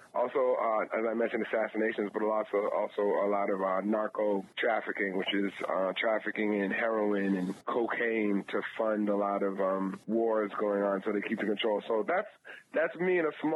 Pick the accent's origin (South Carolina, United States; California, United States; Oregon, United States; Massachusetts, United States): Massachusetts, United States; Cambridge; now in Brooklyn, United States; I'm originally from Cambridge, Massachusetts